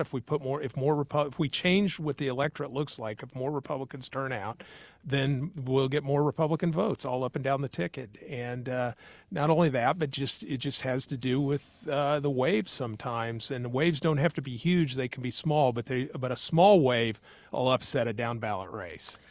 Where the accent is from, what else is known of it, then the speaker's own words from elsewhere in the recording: Tarkio, Missouri, United States; now in Kansas City area, United States; I was raised in Tarkio